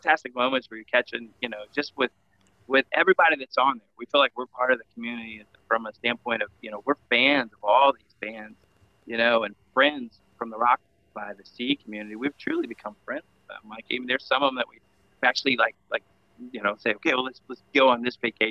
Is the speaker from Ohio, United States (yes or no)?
yes; Cincinnati, Ohio, United States; That's where we're from, Cincinnati